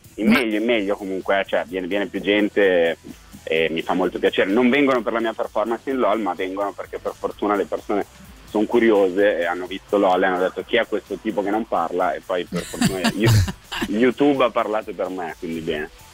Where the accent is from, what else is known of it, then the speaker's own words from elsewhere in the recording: Milan, Lombardy, Italy; moved away as an adult; also born or lived in Rome; Da milanese